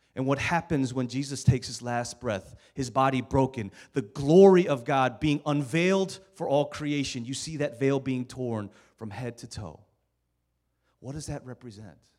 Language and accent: English; Maryland, United States; moved away as an adult; also born or lived in Norristown, Pennsylvania; I'm from Maryland